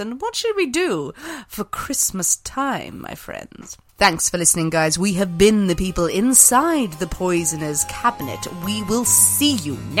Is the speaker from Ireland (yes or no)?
yes; Ireland; I'm Irish.